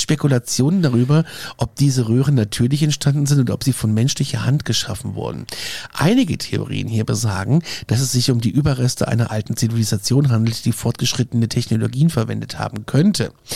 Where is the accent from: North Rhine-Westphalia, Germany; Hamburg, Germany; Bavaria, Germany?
Bavaria, Germany; Aschaffenburg; hier in Aschaffenburg, in meiner Heimatstadt